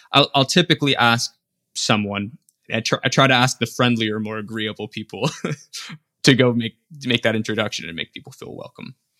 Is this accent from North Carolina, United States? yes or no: no; Las Vegas, Nevada, United States; I grew up in Las Vegas